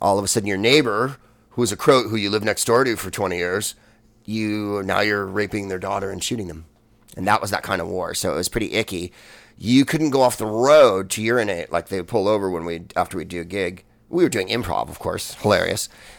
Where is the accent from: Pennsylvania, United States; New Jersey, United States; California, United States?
California, United States; San Francisco; I'm from San Francisco